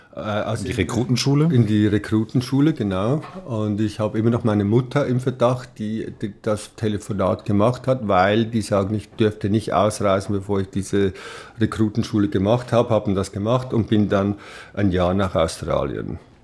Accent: Switzerland; moved away as an adult; also born or lived in Ried-Mörel, Valais (Heimatort); now in Los Angeles, United States; bei uns in der Schweiz

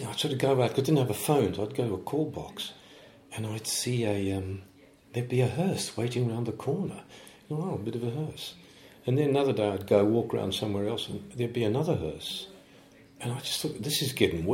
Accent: South Africa; moved away as an adult; now in United Kingdom; I'm coming from South Africa

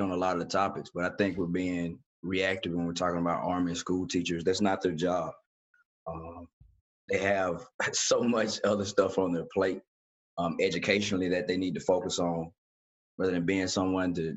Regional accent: Damascus, Georgia, United States; Me growing up in Damascus, Georgia, average household income, $18,646.

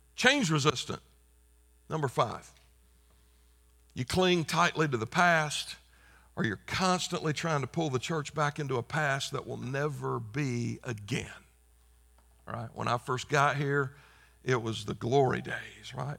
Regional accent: South Carolina, United States; moved away; I just spent five days in my home state of South Carolina

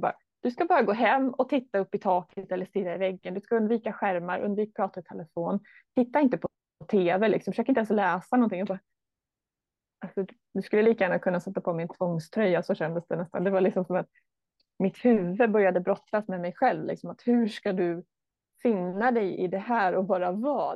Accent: Stockholm area, Stockholm County, Sweden; moved away as an adult; now in Borås, Sweden; jag kommer från Stockholmshållet

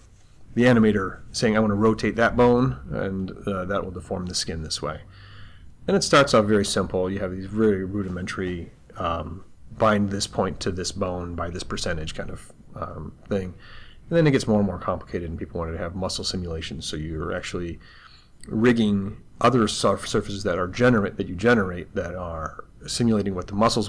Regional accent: Troy, Michigan, United States; now in Los Angeles, United States; really from Troy

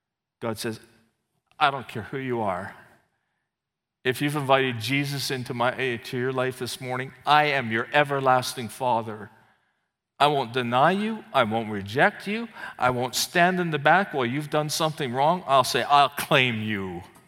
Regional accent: Canada; also born or lived in England; I said, no, I'm Canadian. He says, give me your passport. Well, I'm also British. I was born in England.

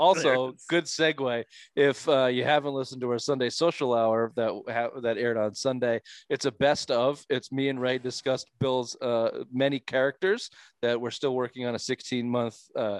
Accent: Toronto, Ontario, Canada; But it was like, yeah, I'm from Toronto.

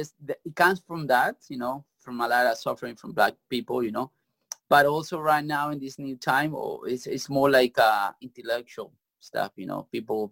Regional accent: Bogota, Colombia; English is a second language; I'm from Colombia, Bogota.

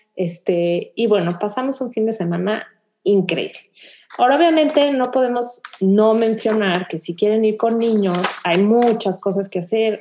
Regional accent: Mexico; now in Houston, United States; nosotros que vivíamos en México

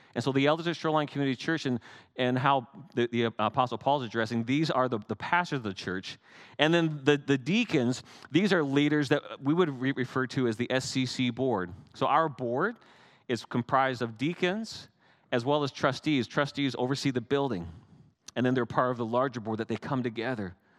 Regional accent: Canada; I'm Canadian

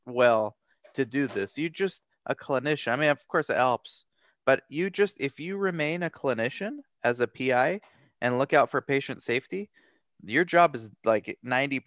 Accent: Romania; I'm from Romania

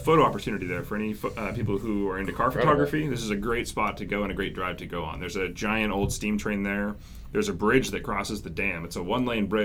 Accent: Arlington, Washington, United States; outside of Arlington, Washington, which is actually my hometown

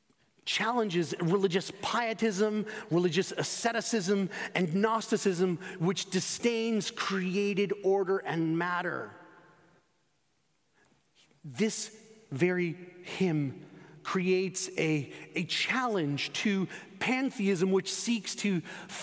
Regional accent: Spain; moved away; Growing up in Spain, when I was 14 and 15 years old

